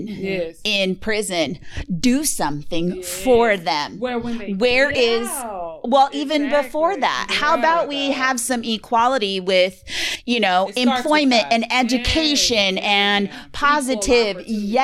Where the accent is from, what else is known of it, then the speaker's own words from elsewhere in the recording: western Nebraska, United States; I come from Nebraska, and originally growing up, I lived in a western town, that western Nebraska